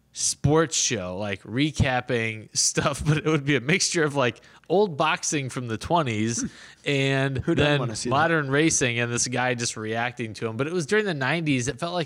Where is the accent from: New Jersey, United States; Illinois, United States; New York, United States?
Illinois, United States; Chicago; I grew up in Chicagoland